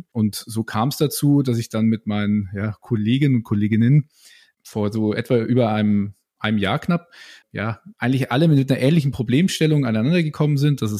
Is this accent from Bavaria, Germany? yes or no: yes; Nuremberg, Bavaria, Germany; Äh, ich komme hier auch aus Nürnberg … 25 Jahre jetzt alt.